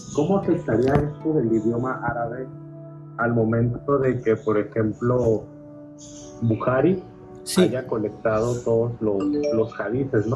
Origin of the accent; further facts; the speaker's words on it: Mexico; yo soy mexicano